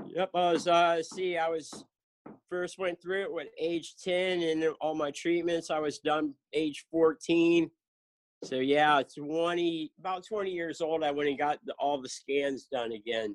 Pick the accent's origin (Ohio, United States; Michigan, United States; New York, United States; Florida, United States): Florida, United States; Lake Worth; moved away as an adult; also born or lived in South Carolina / Jacksonville, Florida; now in Cocoa Beach, United States; I grew up in in South Florida, Lake Worth